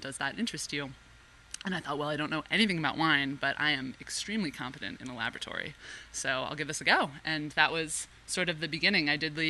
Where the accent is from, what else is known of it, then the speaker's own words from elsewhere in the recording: Santa Rosa, California, United States; also born or lived in Pennsylvania; I'm from Sonoma County originally, so born and raised in Santa Rosa.